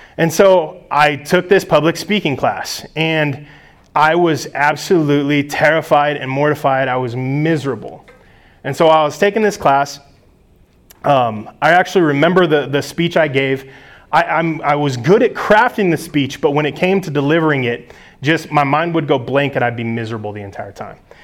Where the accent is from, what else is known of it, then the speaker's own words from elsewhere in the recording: United States; as American Christians